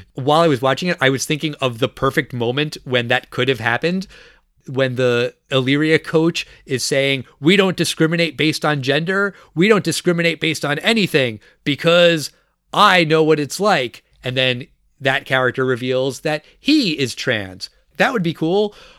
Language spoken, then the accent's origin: English; Long Island, New York, United States; I grew up on Long Island, New York